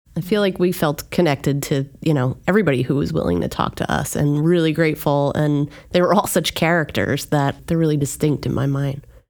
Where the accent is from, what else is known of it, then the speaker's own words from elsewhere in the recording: Union County, New Jersey, United States; I grew up in Union County.